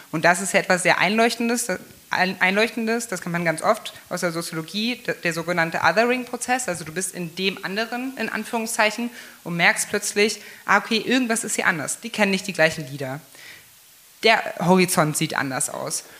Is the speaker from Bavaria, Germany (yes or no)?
no; Magdeburg, Saxony-Anhalt, Germany; moved away as an adult; also born or lived in Gardelegen / Berlin / Munich; bei uns in Magdeburg